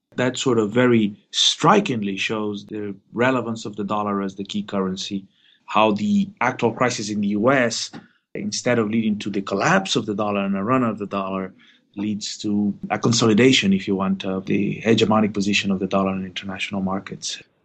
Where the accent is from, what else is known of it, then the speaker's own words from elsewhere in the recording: Argentina; moved away; I'm originally from Argentina